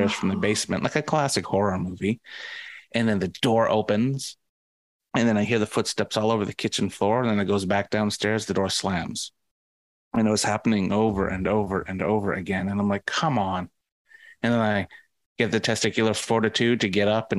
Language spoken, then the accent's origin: English; Vancouver, British Columbia, Canada; I'm from Vancouver.